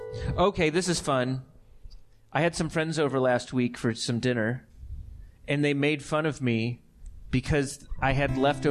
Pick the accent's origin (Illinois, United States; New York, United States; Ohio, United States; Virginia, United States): Ohio, United States; Cleveland; moved away; I grew up in Cleveland, Ohio.